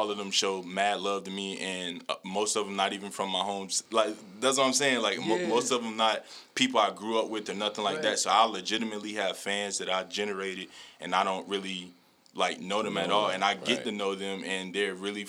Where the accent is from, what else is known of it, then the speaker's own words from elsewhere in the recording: Colombia; Because, like, I get more love outside of Colombia than in Colombia. To this day, I'm from Colombia. I never performed in Colombia